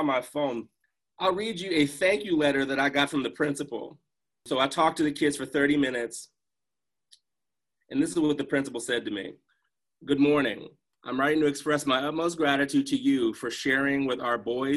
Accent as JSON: {"language": "English", "region": "Maryland", "country": "United States", "said": "from Maryland"}